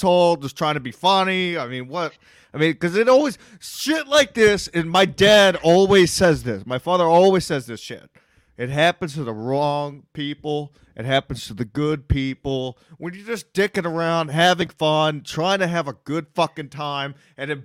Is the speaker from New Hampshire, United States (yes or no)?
no; Texas, United States; I'm from Texas